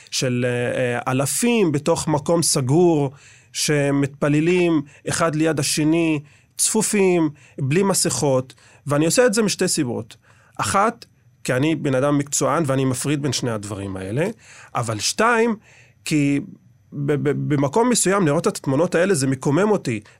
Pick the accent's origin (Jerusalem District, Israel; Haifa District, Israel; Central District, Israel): Jerusalem District, Israel; Jerusalem; אני גדלתי בעיר העתיקה. אה, אני מהגג של הבית שלנו, של הבית של סבא וסבתא, יכול לראות את כיפת הסלע.